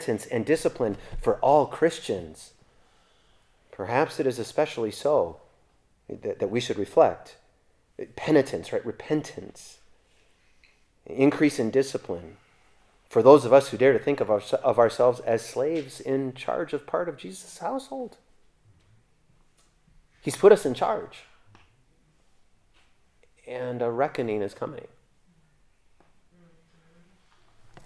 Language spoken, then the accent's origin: English; United States; I'm an American citizen